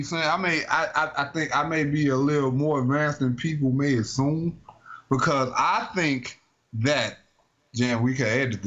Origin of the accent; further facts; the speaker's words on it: United States; I am an American.